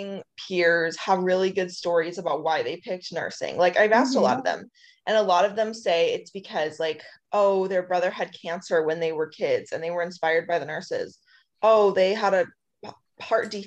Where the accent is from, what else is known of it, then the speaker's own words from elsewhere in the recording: Arizona, United States; moved away as an adult; also born or lived in Flagstaff, Arizona; now in Hawaii, United States; I grew up in Arizona.